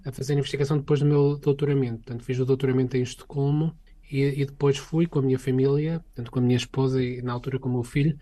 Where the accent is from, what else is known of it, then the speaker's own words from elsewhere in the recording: Portugal; moved away as an adult; also born or lived in Sweden; now in Stockholm, Sweden; quando eu saí de Portugal